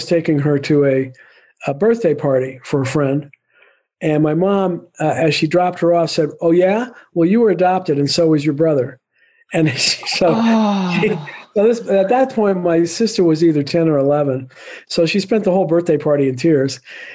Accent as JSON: {"language": "English", "town": "New Orleans", "region": "Louisiana", "country": "United States", "tie": "born or raised there", "moved": "as an adult", "said": "I was born and raised in New Orleans, Louisiana"}